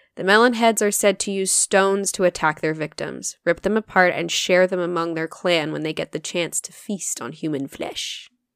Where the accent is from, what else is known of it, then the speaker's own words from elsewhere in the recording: Northwest Connecticut, United States; I grew up in Northwest.